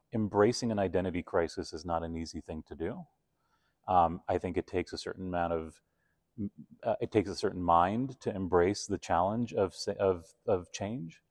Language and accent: English; Argentina; also born or lived in Toronto / New York; now in Calgary, Canada; growing up in Argentina